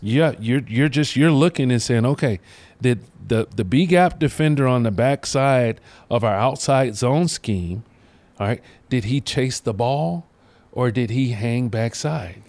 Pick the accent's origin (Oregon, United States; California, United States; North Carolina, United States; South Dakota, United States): North Carolina, United States; Charlotte; from my hometown, you know, Mallet Creek High School, Charlotte, North Carolina